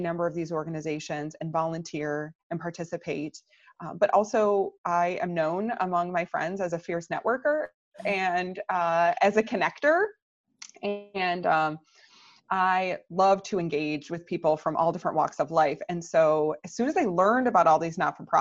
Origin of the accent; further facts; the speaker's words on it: Michigan, United States; now in Naperville, United States; I'm originally from Michigan